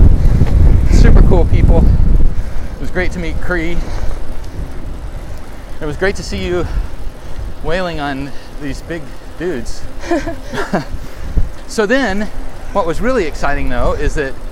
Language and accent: English; Arkansas, United States; moved away; I grew up in Arkansas, and well, one, we didn't have this many people in town